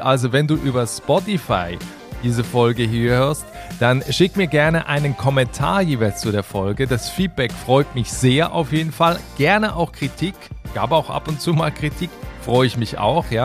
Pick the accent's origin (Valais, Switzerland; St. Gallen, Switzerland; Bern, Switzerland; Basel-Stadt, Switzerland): Basel-Stadt, Switzerland; Basel; in meiner Heimatstadt in Basel